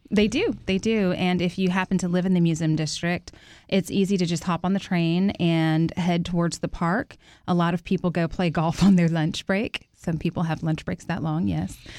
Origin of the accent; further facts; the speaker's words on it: Houston, Texas, United States; I grew up in Third Ward